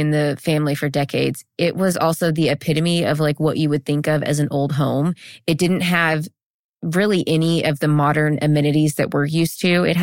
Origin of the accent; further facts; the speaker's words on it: Alabama, United States; I'm from Alabama.